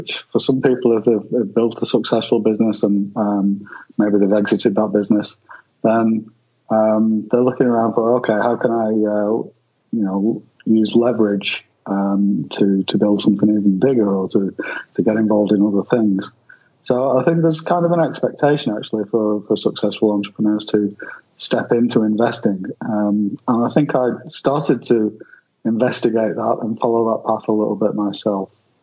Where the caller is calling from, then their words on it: Torquay, Victoria, Australia; No, I'm in the colder part of Australia, down in the sort of southeast, I guess you'd say, in Victoria, a little surf town called Torquay in Victoria, which is closest to Melbourne.